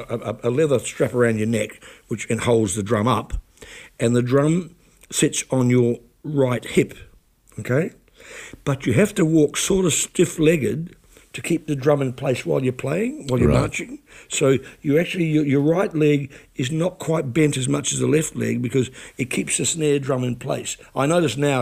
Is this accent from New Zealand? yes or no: yes; New Plymouth, Taranaki, New Zealand; my hometown of New Plymouth